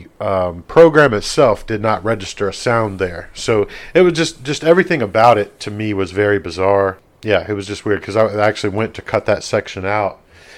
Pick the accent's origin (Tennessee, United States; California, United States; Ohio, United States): Tennessee, United States; And my bold prediction, I'm going to go back down to my hometown, Tennessee.